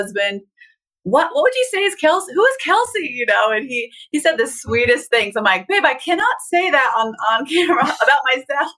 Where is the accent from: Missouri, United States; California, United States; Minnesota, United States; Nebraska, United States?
California, United States; Southern; I grew up in Southern California on top of a mountain